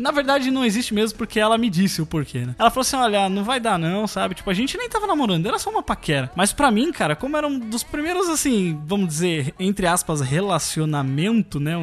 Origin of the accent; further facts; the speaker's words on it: interior of São Paulo, Brazil; eu sou do interior de São Paulo